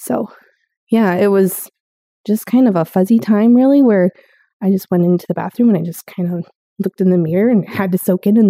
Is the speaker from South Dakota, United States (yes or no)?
yes; South Dakota, United States; I moved to North Dakota from South Dakota, and I came from a good-sized family of four brothers and an angel sister